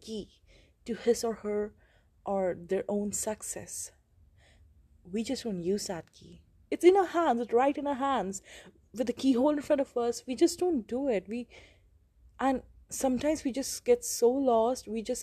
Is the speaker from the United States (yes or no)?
no; India; I'm from India